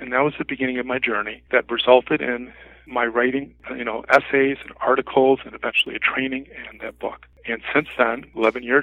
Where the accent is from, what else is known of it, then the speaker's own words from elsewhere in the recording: Mount Prospect, Illinois, United States; moved away as an adult; also born or lived in Japan / Arlington Heights, Illinois; I'm originally from Mount Prospect, Illinois